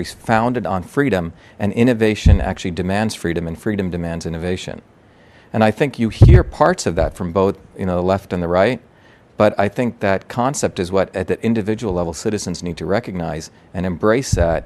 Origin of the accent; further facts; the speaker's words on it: India; moved away; I'm from India